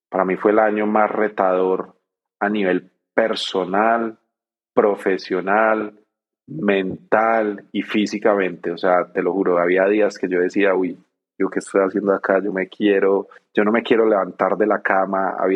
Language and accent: Spanish; Medellín, Antioquia, Colombia; moved away as an adult; yo no quiero salir de Medellín, yo me quiero quedar en Colombia, en mi tierra, todo.